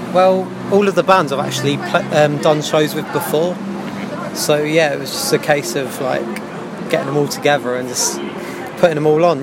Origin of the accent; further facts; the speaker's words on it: London, United Kingdom; I've lived in Southeast London my whole life